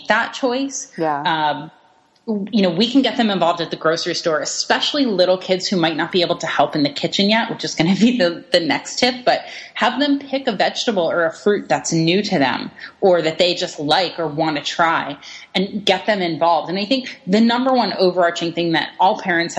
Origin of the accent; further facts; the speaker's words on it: East Coast, United States; I'm from the East Coast